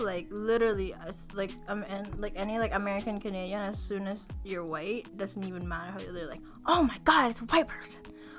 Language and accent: English; Manila, Metro Manila, Philippines; moved away; I was born and raised in Manila, which is like the city.